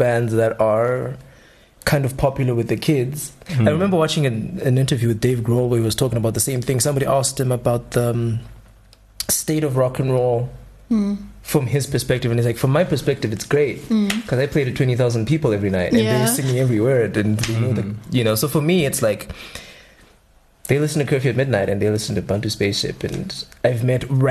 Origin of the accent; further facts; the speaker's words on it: Gweru, Midlands, Zimbabwe; moved away; I'm originally from Gweru